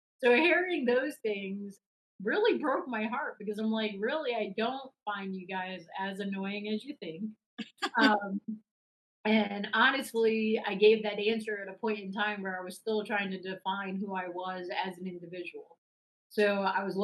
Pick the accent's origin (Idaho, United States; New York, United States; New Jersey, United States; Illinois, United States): New York, United States; New York City; now in Charlotte, United States; I grew up in New York City